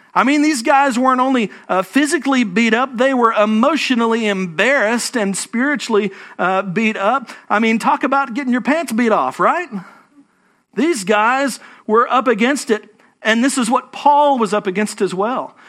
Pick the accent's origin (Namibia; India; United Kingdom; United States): United States; Fort Worth, Texas; moved away as an adult; now in Houston, United States; I'm from North Texas, okay? Don't hold it against me. I, I still have a Fort Worth, uh, area code on my phone